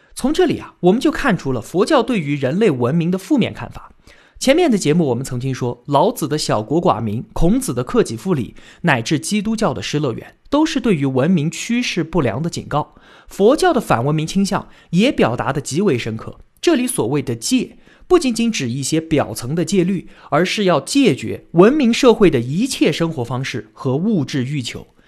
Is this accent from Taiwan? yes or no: no; China; 儒学是我们中国人数千年来的信仰